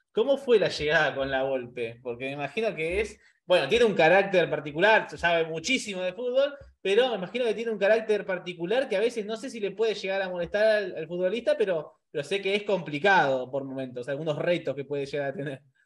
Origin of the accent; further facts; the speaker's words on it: Argentina; Nosotros como sudamericanos, como argentinos